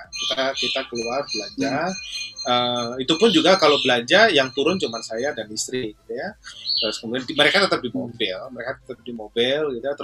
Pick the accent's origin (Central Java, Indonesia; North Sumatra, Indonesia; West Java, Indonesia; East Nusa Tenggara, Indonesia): Central Java, Indonesia; Surakarta; Jogja kampung halamannya ibunya Solo kampung halaman saya